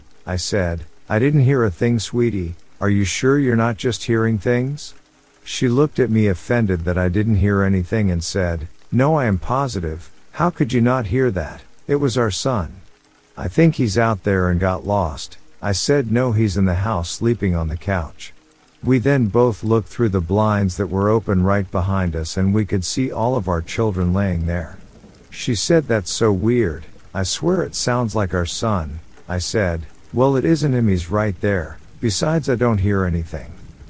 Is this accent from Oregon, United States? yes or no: yes; Oregon, United States; now in Las Vegas, United States; Me growing up in Oregon loved the rain, and for the past 10 years we lived in Vegas